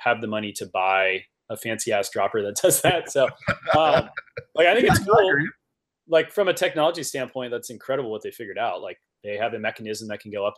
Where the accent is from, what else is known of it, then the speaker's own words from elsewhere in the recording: Napa, California, United States; my hometown of Napa